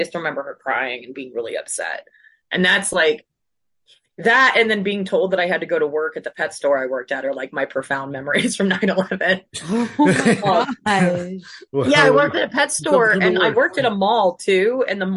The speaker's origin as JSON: {"language": "English", "region": "Northern Virginia", "country": "United States", "tie": "born or raised there", "also_born_or_lived": "Davis, California", "moved": "as an adult", "said": "I grew up in the Northern Virginia area"}